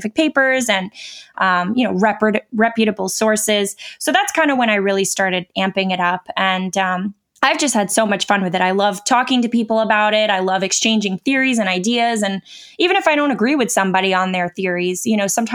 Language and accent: English; New York, United States; moved away; I am from New York, so that was close to where I lived at the time